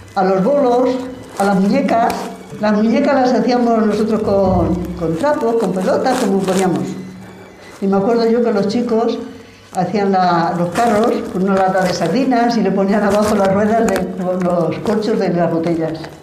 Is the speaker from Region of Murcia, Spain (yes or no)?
no; Agallas, Castile and León, Spain; moved away as an adult; also born or lived in France; now in Ciudad Rodrigo, Spain; yo nací en Agallas